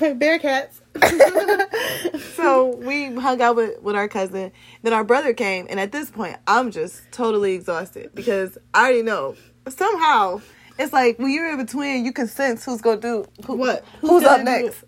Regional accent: Cleveland, Ohio, United States; I'm from Cleveland

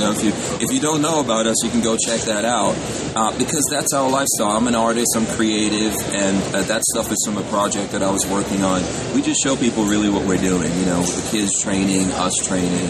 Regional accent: Guyana; moved away; I'm from Guyana, which is in South America.

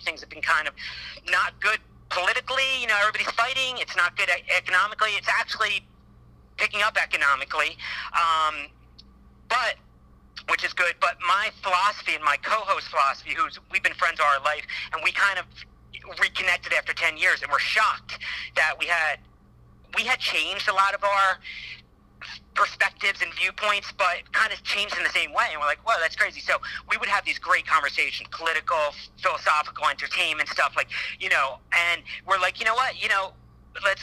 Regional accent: East Coast, United States; now in Los Angeles, United States; I live in LA. I'm from the East Coast

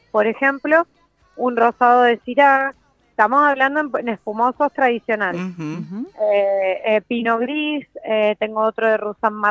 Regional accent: Norway; yo, soy de Noruega, me recibí en Mendoza y he, tenido la oportunidad de poder viajar en diferentes países capacitándome

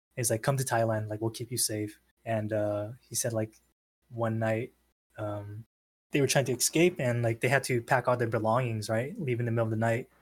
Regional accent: San Diego, California, United States; I'm born and raised in San Diego

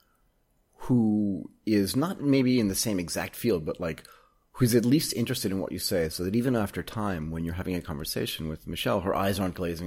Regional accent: United States; moved away as an adult; also born or lived in Japan / Hong Kong; now in Bangkok, Thailand; I left the United States when I was 24 years old

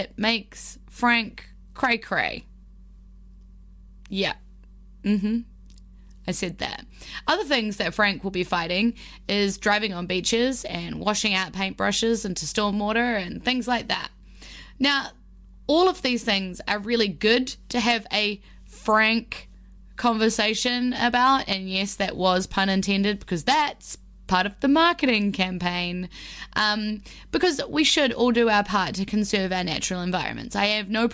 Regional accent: Wellington, New Zealand; my hometown of Wellington

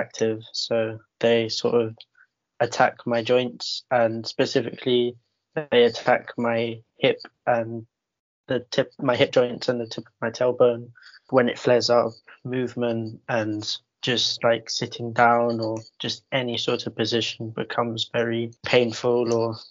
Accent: London, United Kingdom; I'm from East London, I live in Newham.

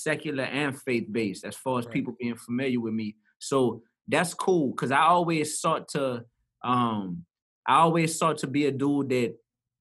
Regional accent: New Orleans, Louisiana, United States; I grew up in the Goose. That's a part of the Ninth Ward, east side of New Orleans

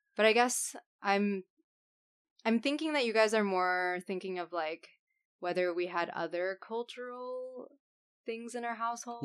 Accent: Texas, United States; now in New York, United States; I am living in New York right now, obviously, but I grew up in Texas.

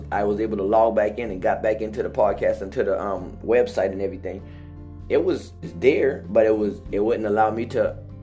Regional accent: Hollywood, South Carolina, United States; also born or lived in Charleston, South Carolina; I came from Hollywood, South Carolina

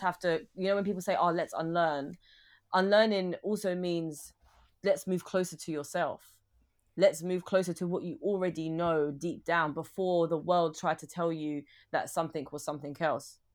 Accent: London, United Kingdom; growing up in North London

